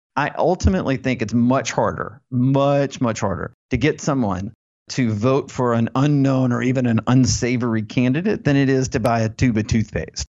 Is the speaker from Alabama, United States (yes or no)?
yes; Alabama, United States; I was born in Alabama, went to the University of Alabama